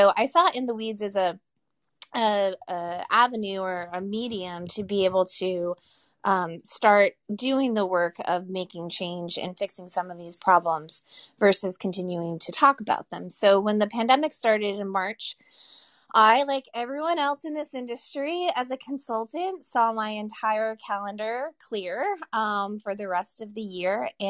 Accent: Massachusetts, United States; And I moved back to my hometown in coastal Massachusetts

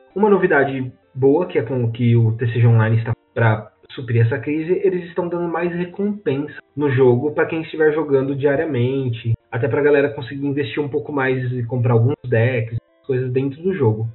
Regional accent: Santa Bárbara d'Oeste, São Paulo, Brazil; a gente mora aqui no interior de São Paulo. Eu sou de Santa Bárbara

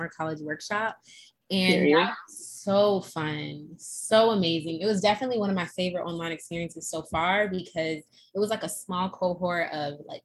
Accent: Boston, Massachusetts, United States; I'm from Boston

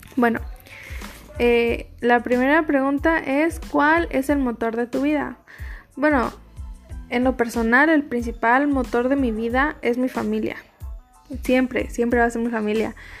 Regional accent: Mexico; los, mexicanos somos adictos a, las tradiciones

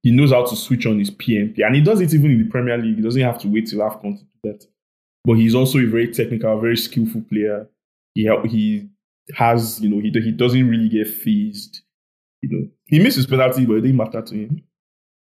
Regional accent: Lagos, Nigeria; I was born and raised in Surulere

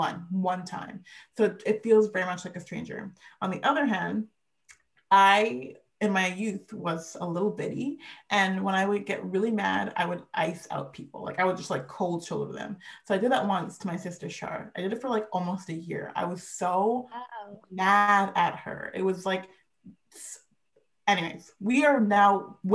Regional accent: Vancouver, British Columbia, Canada; I was born here in Vancouver

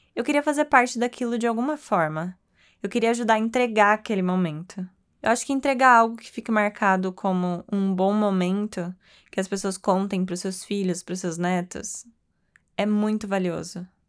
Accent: Bauru, São Paulo, Brazil; Eu, que sou do interior de São Paulo, de uma cidade chamada Bauru, é de lá mesmo que vem o lanche Bauru

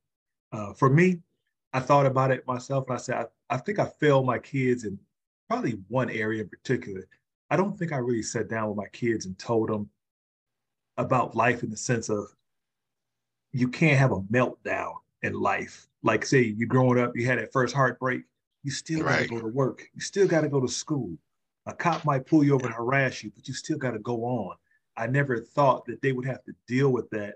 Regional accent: Chicago, Illinois, United States; I was born in Chicago

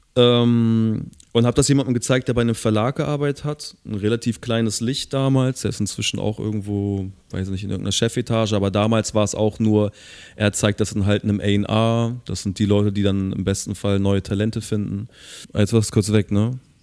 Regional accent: Hamburg, Germany; ich als Hamburger

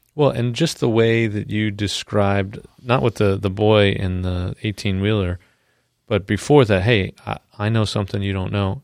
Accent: New York, United States; I'm from New York

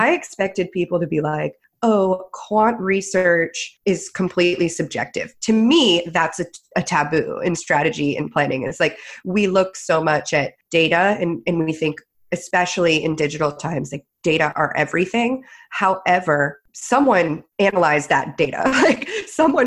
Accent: New England, United States; I'm from New England

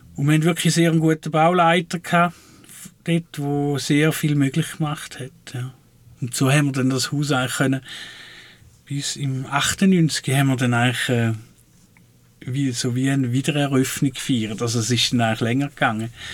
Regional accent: Switzerland; von dem, wo ich herkomme, Waldling

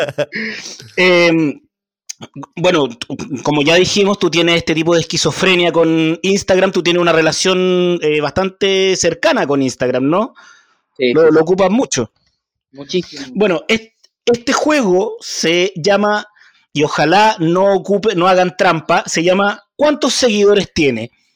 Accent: Chile; yo estudié en una de las mejores universidades de este país

